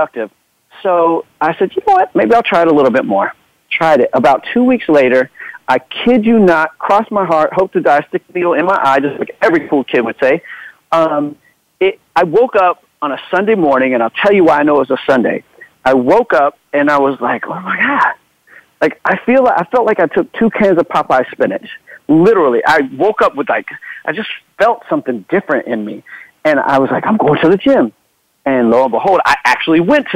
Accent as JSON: {"language": "English", "region": "Florida", "country": "United States", "also_born_or_lived": "Los Angeles / Germany", "moved": "yes", "said": "I'm from Florida, lived in L.A."}